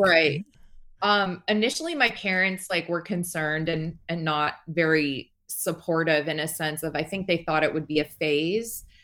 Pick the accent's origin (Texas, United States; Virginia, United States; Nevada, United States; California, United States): Nevada, United States; Las Vegas; I'm from Las Vegas